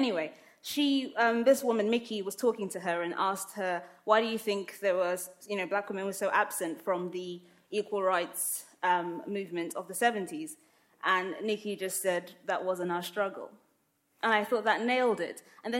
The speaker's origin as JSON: {"language": "English", "region": "London", "country": "United Kingdom", "tie": "born or raised there", "also_born_or_lived": "Lagos, Nigeria", "said": "I grew up in London and in Lagos, in Nigeria. My family is Muslim. I'm clearly a black woman. I'm clearly of African descent."}